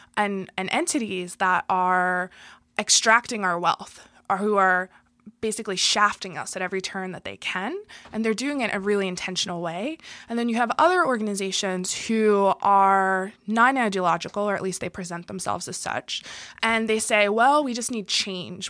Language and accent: English; Philadelphia, Pennsylvania, United States; born and raised in Philadelphia in a white working class neighborhood